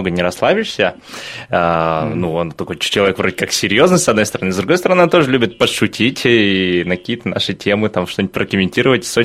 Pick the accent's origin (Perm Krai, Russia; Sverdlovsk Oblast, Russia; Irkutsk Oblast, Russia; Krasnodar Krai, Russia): Irkutsk Oblast, Russia; Irkutsk; also born or lived in Chukotka; Родился на Чукотке и спустя долгие скитания моих родителей по России очутился в славном городе Иркутске, где я пошел в пятый класс, в такую экспериментальную школу-лицей.